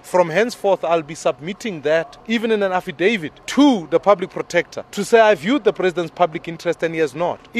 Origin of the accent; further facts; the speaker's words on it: South Africa; As a South African